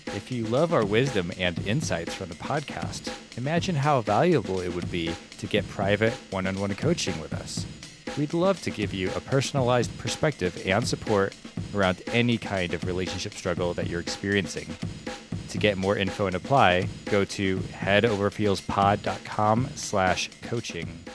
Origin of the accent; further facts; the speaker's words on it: Midwest, United States; as a Midwesterner, a fellow Midwesterner